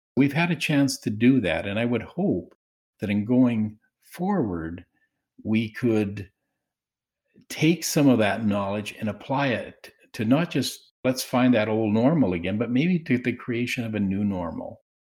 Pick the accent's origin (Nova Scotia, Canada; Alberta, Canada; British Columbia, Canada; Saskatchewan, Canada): Saskatchewan, Canada; Swift Current; I was, uh, born and raised in Swift Current, Saskatchewan